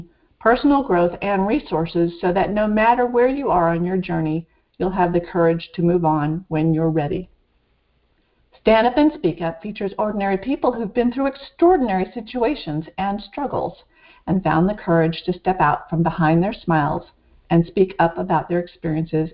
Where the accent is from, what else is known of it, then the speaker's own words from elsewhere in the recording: Vermont, United States; I grew up in Vermont